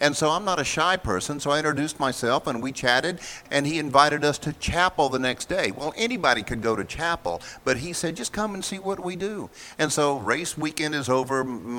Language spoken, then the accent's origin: English; Bristol, Virginia, United States; I'm an old redneck stock car guy. So I mean that in a wonderful sort of way. I'm from Bristol, 220 miles due west of where we're sitting in southwest Virginia.